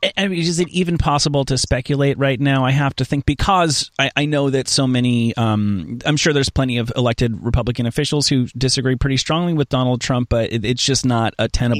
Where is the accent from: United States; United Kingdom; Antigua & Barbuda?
United States; New York; I'm, I'm from New York.